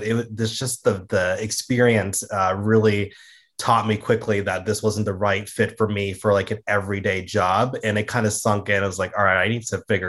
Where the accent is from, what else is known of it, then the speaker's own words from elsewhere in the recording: Georgia, United States; also born or lived in Florida; I grew up in Georgia and Florida. That's where I was, you know, raised as a small kid